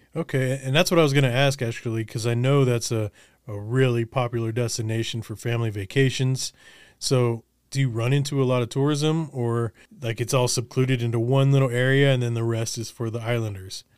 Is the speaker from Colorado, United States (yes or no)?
yes; Colorado, United States; born or raised there; also born or lived in Olympia, Washington / Los Angeles